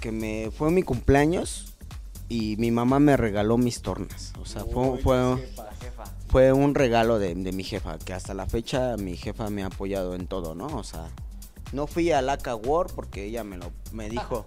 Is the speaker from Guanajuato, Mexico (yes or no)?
no; Mexico City, Mexico; yo soy de Tepito